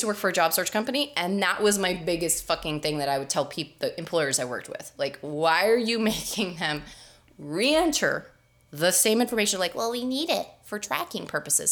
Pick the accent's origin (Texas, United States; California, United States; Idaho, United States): Texas, United States; I'm from Texas